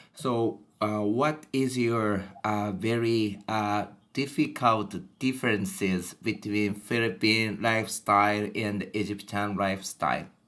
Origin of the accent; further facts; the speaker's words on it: Japan; English is a second language; I am a native Japanese, and I was born and brought up in Japan.